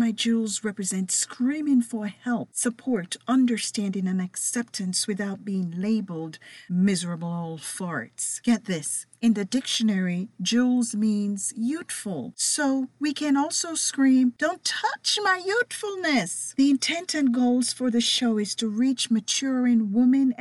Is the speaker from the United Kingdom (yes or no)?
no; Jamaica; accent: Jamaican with a little bit of British; certainly my distinct accent. You see, I am Jamaican with a little bit of British running through me.